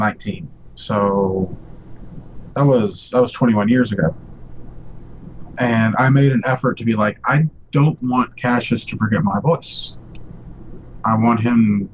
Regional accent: Kentucky, United States; also born or lived in Ohio / Minnesota; Kentucky's home for me

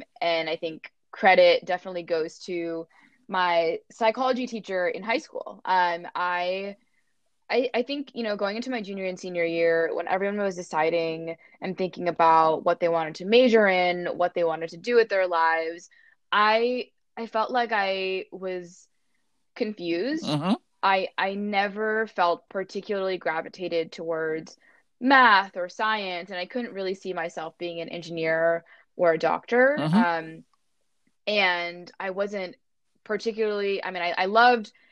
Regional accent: Bay Area, California, United States; growing up in the Bay Area

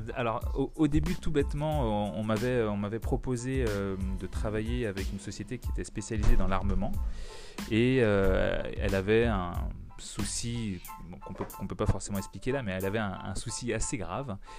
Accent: Guadeloupe; chez nous en Guadeloupe

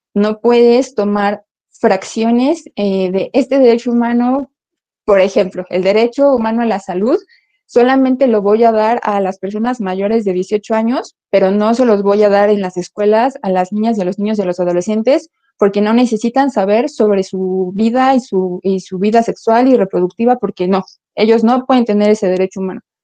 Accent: Mexico; nosotros como ciudadanos, como sociedad mexicana

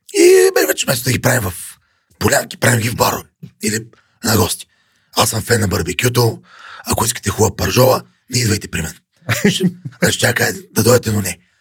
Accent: Yambol, Yambol Province, Bulgaria; now in Sofia, Bulgaria; аз съм от Ямбол, гордея се, че съм от там

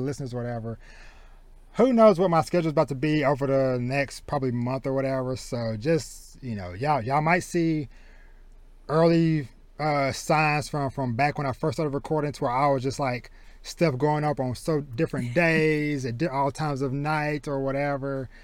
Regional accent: deep southeast Texas, United States; moved away as an adult; now in Dallas-Fort Worth, United States; I was born and raised in deep southeast Texas, so like down maybe like a few hours from Houston

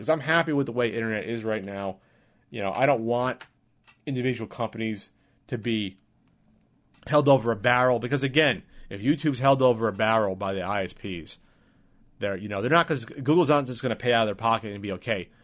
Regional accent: New Jersey, United States; moved away as an adult; now in San Diego, United States; Growing up in New Jersey, in most of New Jersey

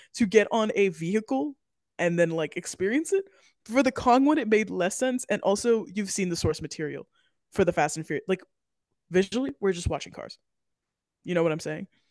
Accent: Florida, United States; We're from Florida, obviously, if you haven't heard it before, we are Floridians

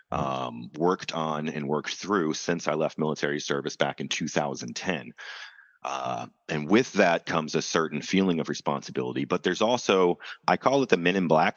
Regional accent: United States

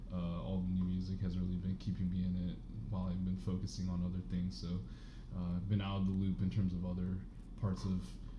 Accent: Tampa, Florida, United States; moved away as an adult; now in Atlanta, United States; So I grew up, born and raised in Tampa, Florida. Not much to do in Tampa, Florida. Went up to ATL for college

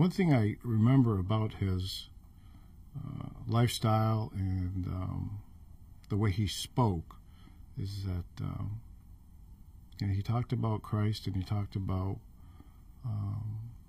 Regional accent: Rangeley, Maine, United States; moved away as an adult; also born or lived in Alaska; I grew up in Rangeley, Maine

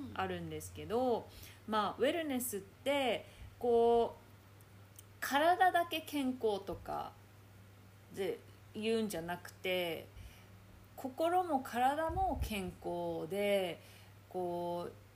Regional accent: Chitose, Hokkaido, Japan; moved away as an adult; now in Perth, Australia; 2人とも北海道出身なんですしかもあやさんは札幌私は千歳

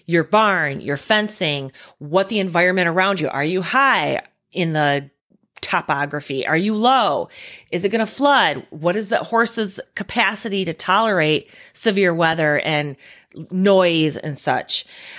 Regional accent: Midwest, United States; We're from the Midwest. It's just a bad thunderstorm.

